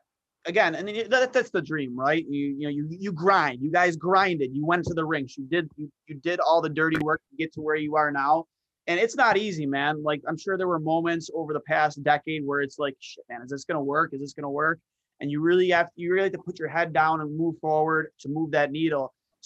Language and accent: English; Buffalo, New York, United States; born or raised there